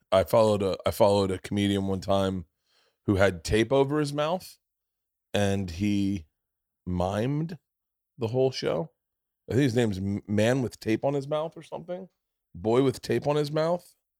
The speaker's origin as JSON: {"language": "English", "region": "the South", "country": "United States", "tie": "born or raised there", "said": "I grew up in the South"}